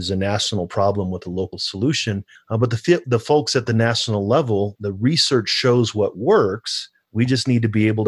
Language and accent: English; St. Louis, Missouri, United States; now in El Paso County, Colorado, United States; I grew up in St. Louis